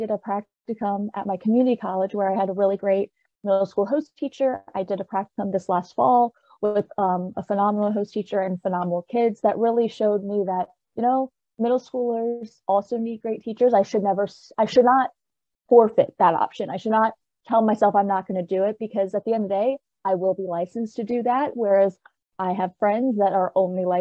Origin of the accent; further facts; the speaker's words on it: Richmond, Virginia, United States; moved away as an adult; now in Harrisonburg, United States; I'm originally from Richmond, Virginia, born and raised